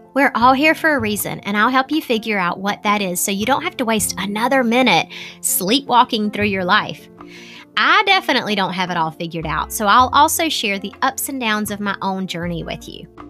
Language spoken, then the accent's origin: English; the South, United States; accent: Southern; that's my Southern accent